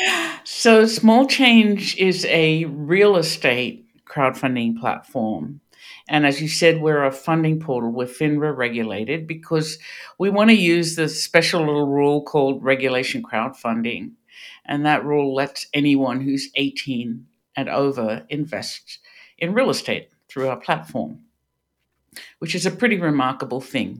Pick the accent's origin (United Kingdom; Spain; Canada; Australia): Australia; moved away as an adult; now in Pittsburgh, United States; you can hear this is not a Pittsburgh accent. I grew up in Australia